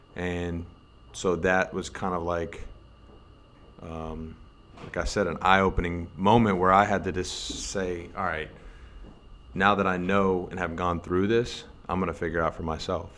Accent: United States; moved away as an adult; as an American player

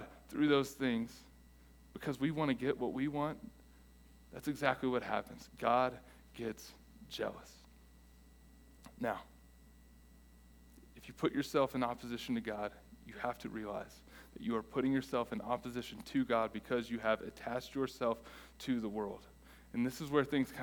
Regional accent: United States; we are American

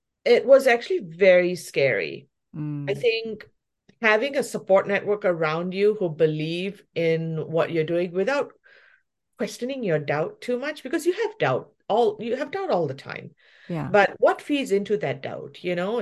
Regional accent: Malaysia; also born or lived in New Zealand; now in Vancouver, Canada; I look Indian, but I'm from Malaysia, but then I also grew up in New Zealand, and then now I'm in Canada.

